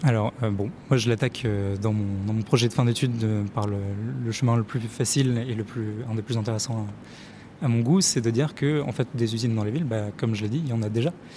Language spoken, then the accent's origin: French; Lille, Hauts-de-France, France; je viens du côté de Lille et euh, tout, toute mon enfance, je me suis baladé, j'ai vu des usines partout